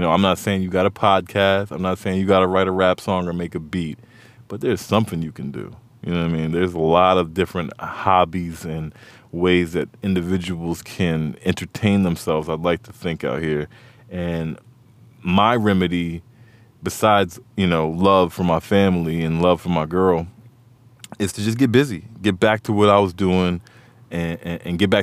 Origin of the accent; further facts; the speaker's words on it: Montgomery County, Maryland, United States; Growing up where I grew up in Montgomery County, it felt like D.C. is our city